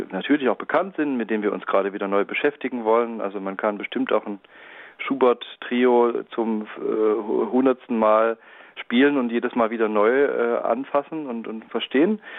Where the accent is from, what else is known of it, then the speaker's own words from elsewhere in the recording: Leipzig, Saxony, Germany; ich als Leipziger, ich bin vielleicht besonders äh, glücklich, wenn wir äh, Werk von Robert Schumann spielen.